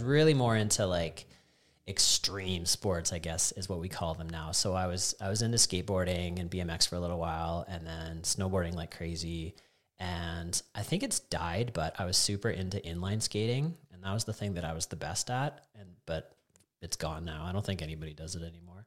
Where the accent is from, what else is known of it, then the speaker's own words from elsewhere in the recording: Calgary, Alberta, Canada; also born or lived in Canmore; I was born in Calgary, and I lived there until grade nine, and then I was lucky enough to get to move to Canmore